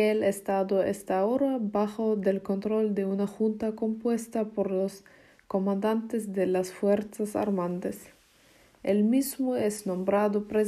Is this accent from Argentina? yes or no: yes; Argentina; born there; mi hermana pequeña Alexandra y yo nacimos en Argentina y realmente no sabemos mucho sobre Argentina.